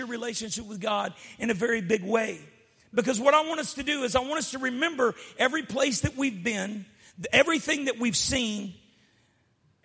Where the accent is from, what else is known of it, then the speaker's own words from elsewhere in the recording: United States; I grew up in the United States